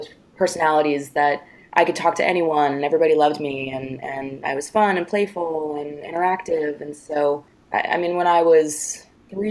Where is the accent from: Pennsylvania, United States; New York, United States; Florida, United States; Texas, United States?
New York, United States; I grew up in New York